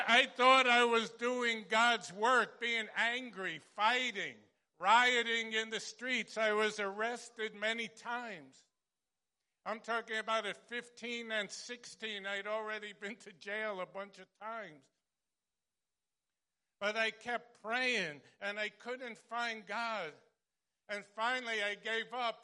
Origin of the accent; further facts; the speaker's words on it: Long Island, New York, United States; also born or lived in Brooklyn, New York; I was born in Brooklyn, but when I was young, my family moved to Long Island